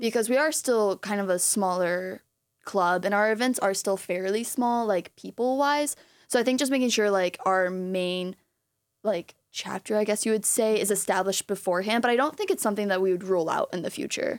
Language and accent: English; Clinton Township, Michigan, United States; also born or lived in East Lansing, Michigan; I'm from Clinton Township